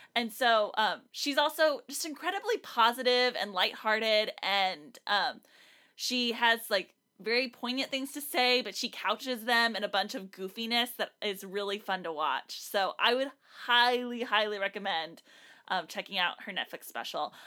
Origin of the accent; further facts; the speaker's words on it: South Texas, United States; I, growing up in South Texas